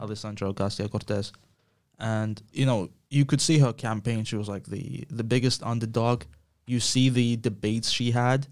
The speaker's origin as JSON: {"language": "English", "country": "Ukraine", "said": "I'm from Ukraine"}